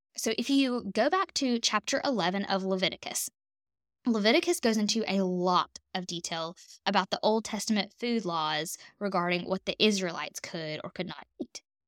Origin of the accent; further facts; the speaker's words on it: the South, United States; I'm a Southern girl. I'm from the South